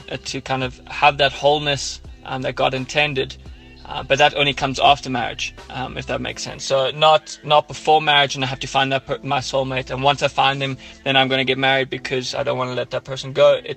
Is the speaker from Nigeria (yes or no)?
no; Ireland; accent: Irish; now in Johannesburg, South Africa; my Irish accent